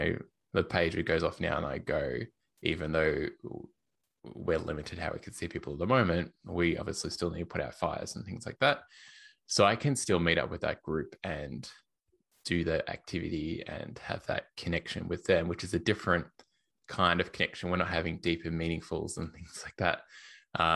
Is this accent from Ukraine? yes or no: no; Australia; accent: Australian; also born or lived in Melbourne, Australia / Portland, Oregon; I used to live in Melbourne in Australia, in case you can't tell by my accent